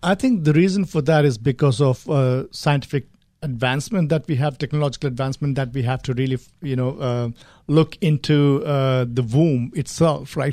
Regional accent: India; moved away as an adult; also born or lived in Gulf countries / United Kingdom; I grew up in India, traveled quite a bit. I lived in the Gulf countries for some time and then moved to, uh, the U K for higher studies.

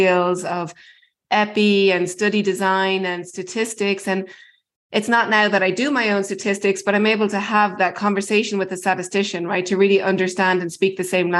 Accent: Ireland; moved away as an adult; also born or lived in Baltimore, United States; now in United States; I'm originally from Ireland and did all my medical school and a lot of my training there

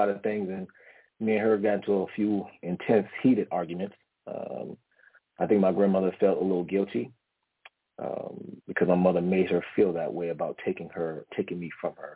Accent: Washington, District of Columbia, United States; also born or lived in Philippines; now in San Diego, United States; I'm originally from Washington, D.C., okay? I'm an East Coast native, but currently live in San Diego right now. But I was raised with my grandmother, my grandfather. All humble in the county of the city of Washington, D.C.

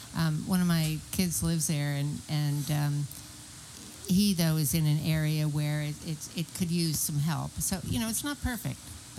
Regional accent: Philadelphia, Pennsylvania, United States; now in San Diego, United States; I grew up in Philadelphia where they had a, there's a very good train system.

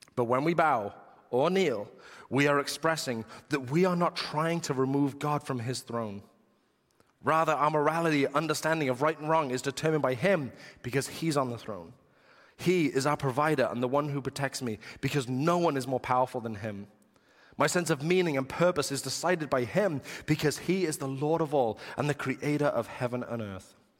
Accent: England, United Kingdom; being English

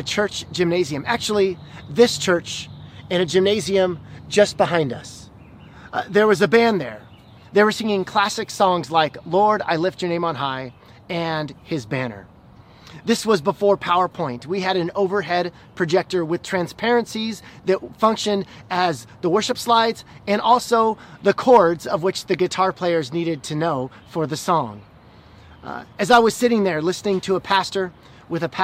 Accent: Illinois, United States; I grew up in Illinois where everybody was a Bears fan

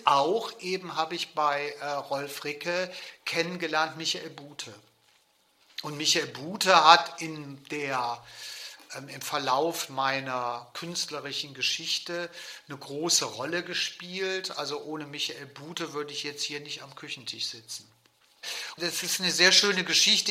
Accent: Cologne, North Rhine-Westphalia, Germany; bin in Köln geboren und in der Marienburg groß geworden

